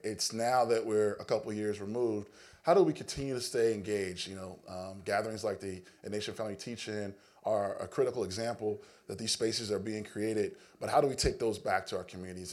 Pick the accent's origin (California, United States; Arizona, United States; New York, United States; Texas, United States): California, United States; Los Angeles; me growing up in Los Angeles